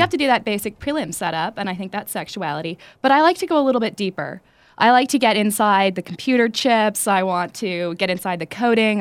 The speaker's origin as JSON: {"language": "English", "town": "Los Angeles", "region": "California", "country": "United States", "tie": "born or raised there", "said": "I'm from East Los Angeles."}